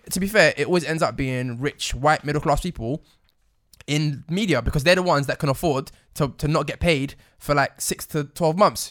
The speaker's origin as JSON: {"language": "English", "country": "United Kingdom", "accent": "British", "said": "we've got British accents"}